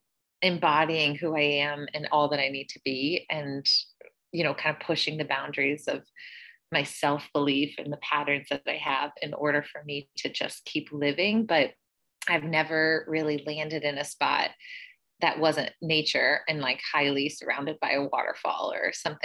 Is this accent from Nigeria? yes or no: no; Northeast Missouri, United States; I grew up in Missouri